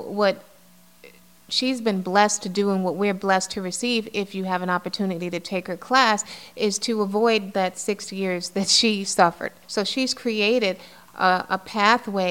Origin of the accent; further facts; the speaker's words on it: New York City, New York, United States; I grew up in the Bronx, you know, in a building in the South Bronx